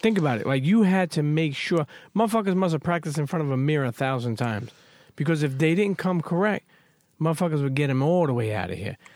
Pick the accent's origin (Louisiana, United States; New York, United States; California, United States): New York, United States; New York City; growing up in Brooklyn